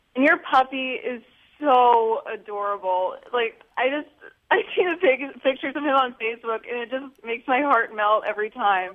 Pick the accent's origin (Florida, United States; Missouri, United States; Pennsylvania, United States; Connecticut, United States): Pennsylvania, United States; I'm from Pennsylvania